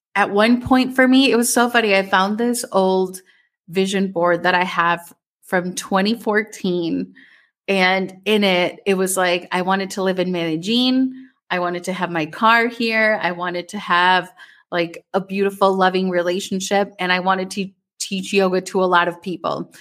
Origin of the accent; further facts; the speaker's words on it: Minnesota, United States; growing up in Minnesota